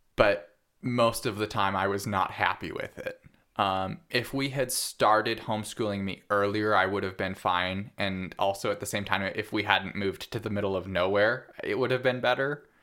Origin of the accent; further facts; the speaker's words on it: Parma, Idaho, United States; also born or lived in Fruitland, Idaho / Hells Canyon; I grew up in Parma, Idaho, on a farm of about fifty-five acres, for the most part